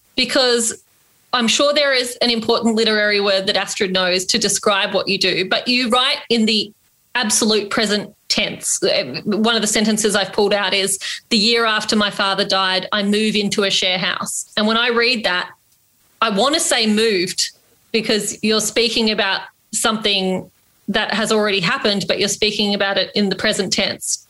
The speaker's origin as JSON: {"language": "English", "country": "Australia", "also_born_or_lived": "Redfern, Sydney", "said": "I'm Indian Australian"}